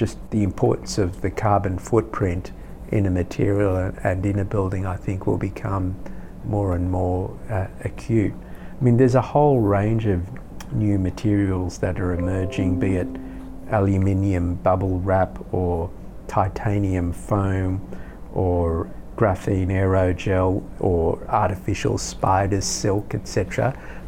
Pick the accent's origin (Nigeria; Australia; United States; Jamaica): Australia